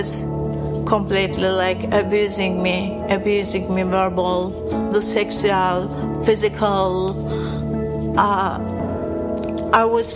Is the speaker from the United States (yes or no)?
no; Turkey; I was born a Muslim in Turkey.